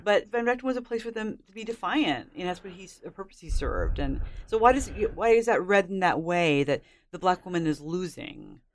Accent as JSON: {"language": "English", "country": "United States", "said": "I'm an American"}